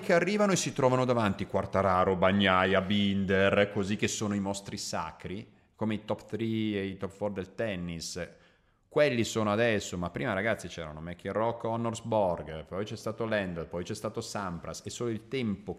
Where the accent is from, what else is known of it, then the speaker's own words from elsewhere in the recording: Croatia; io sono slavo, io sono croato